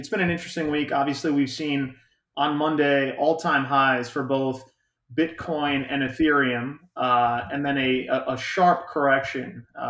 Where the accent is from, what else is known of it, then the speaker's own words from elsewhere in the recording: United States; We do enjoy our friends up there, but no, we're Yanks and Yank transplants.